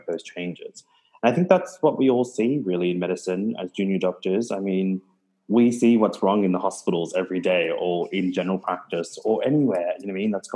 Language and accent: English; Melbourne, Victoria, Australia; moved away as an adult; also born or lived in Gold Coast, Australia; now in Townsville, Australia; I grew up in Melbourne.